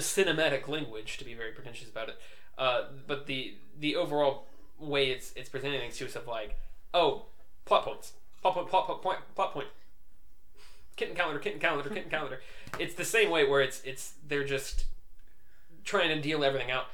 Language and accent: English; United States; we are indeed from America